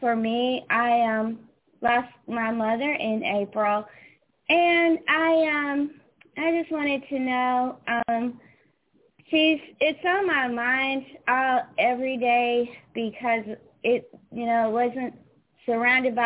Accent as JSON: {"language": "English", "town": "St. Louis", "region": "Missouri", "country": "United States", "also_born_or_lived": "Atlanta", "moved": "yes", "lives_now": "New Jersey, United States", "said": "I'm not from New Jersey. I'm from St. Louis. I moved to Atlanta, and then I moved here to up north"}